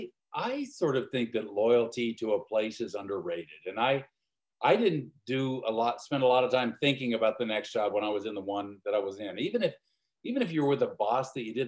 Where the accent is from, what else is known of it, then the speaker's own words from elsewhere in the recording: Normandy Park, Washington, United States; I grew up in Normandy Park, right near SeaTac Airport